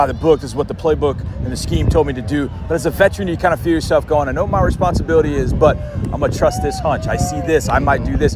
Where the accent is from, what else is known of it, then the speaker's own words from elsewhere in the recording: Wisconsin, United States; now in Houston, United States; Houston is my home, but I was born in Wisconsin.